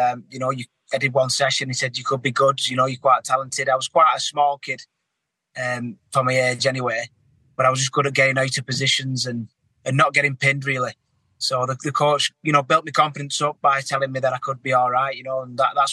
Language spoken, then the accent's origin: English; Wigan, North West England, United Kingdom; I was brought up in Wigan